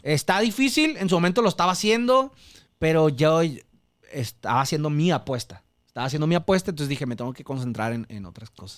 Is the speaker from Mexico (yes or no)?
yes; Mexico; soy mexicano